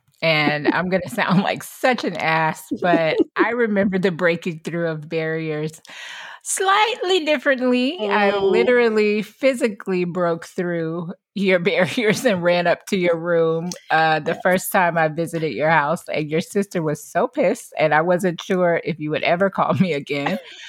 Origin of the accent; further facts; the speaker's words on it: Atlanta, Georgia, United States; I moved to New York. Myzie moved to LA. I guess we should mention we're from Atlanta.